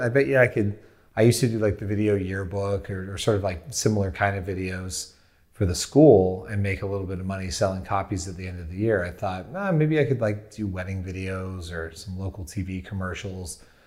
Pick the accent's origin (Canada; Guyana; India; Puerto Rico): Canada; Windsor, Ontario; I grew up in Windsor, Ontario, Canada